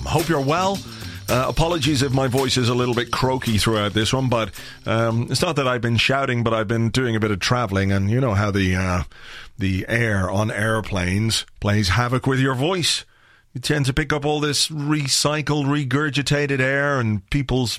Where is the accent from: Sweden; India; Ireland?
Ireland; I'm from Ireland